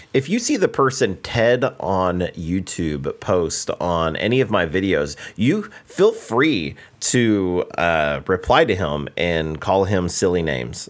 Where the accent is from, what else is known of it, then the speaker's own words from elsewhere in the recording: United States; I'm from the United States